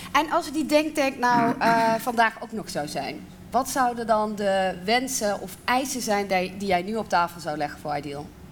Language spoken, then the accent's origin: Dutch; South Limburg, Netherlands; ik kom uit Zuid-Limburg